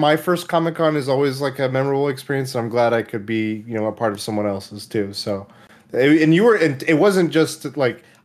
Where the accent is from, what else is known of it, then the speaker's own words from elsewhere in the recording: Oklahoma, United States; moved away; I was born in Oklahoma, and I remember we had a local theater. I was in a small town